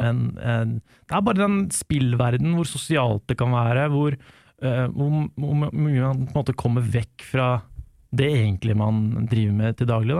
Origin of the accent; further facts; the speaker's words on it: Lørenskog, Akershus, Norway; Jeg er fra Lørenskog